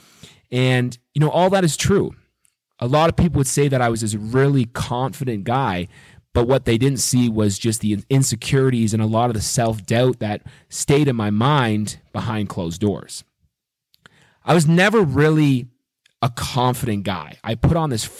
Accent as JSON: {"language": "English", "town": "Waterdown", "region": "Ontario", "country": "Canada", "tie": "born or raised there", "also_born_or_lived": "Mississauga, Ontario / Montreal / Cayman Islands / Nashville, Tennessee", "moved": "as an adult", "said": "I was born in just outside of Toronto in Mississauga, Ontario, and I was raised in Waterdown, Ontario"}